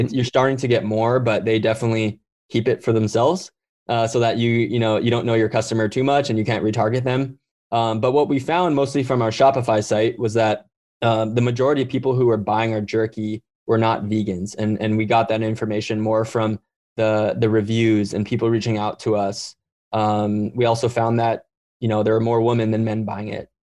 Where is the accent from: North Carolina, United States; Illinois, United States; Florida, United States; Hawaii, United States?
Hawaii, United States; I grew up in Hawaii